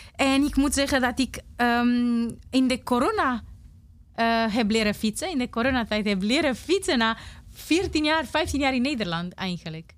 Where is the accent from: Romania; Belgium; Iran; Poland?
Romania; first language Romanian; Dutch is a second language; moved away as an adult; now in Netherlands; Ik kan niet met mijn kind naar Roemenië gaan, want ik ben zonder ouders opgegroeid